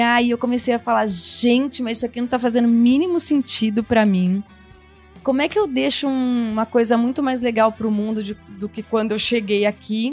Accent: Campinas, São Paulo, Brazil; Eu fui de um corpo de baile super legal em Campinas, sou de Campinas

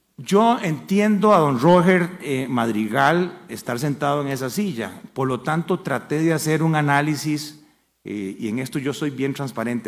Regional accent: Costa Rica; como cualquier costarricense

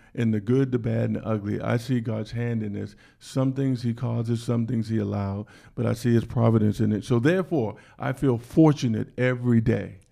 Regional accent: Washington, District of Columbia, United States; I was born in Washington, D C.

